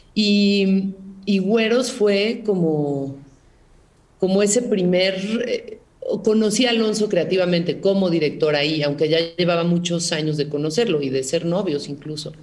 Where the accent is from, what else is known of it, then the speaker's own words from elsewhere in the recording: Mexico; como decimos en México